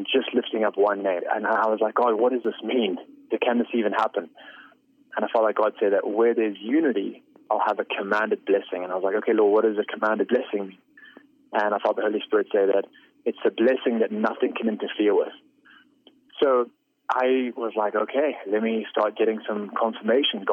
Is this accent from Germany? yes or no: no; Zimbabwe; I was born in Zimbabwe, raised in Zimbabwe